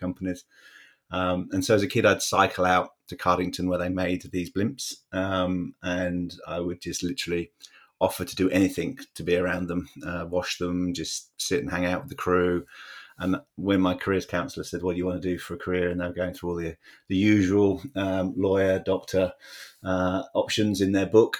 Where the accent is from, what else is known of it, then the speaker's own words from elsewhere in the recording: Bedford, East of England, United Kingdom; where I grew up in England, uh, it was a town called Bedford